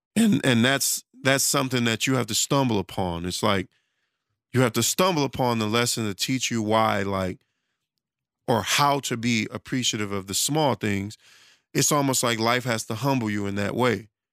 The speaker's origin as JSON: {"language": "English", "town": "Detroit", "region": "Michigan", "country": "United States", "tie": "born or raised there", "said": "I'm from Detroit"}